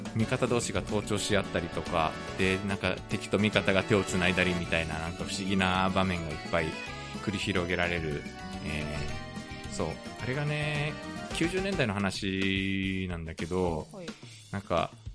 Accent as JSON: {"language": "Japanese", "country": "Japan", "tie": "born or raised there", "also_born_or_lived": "South Korea", "said": "日本生まれ韓国在住経験あり仕事でたまに聞きしている日本人"}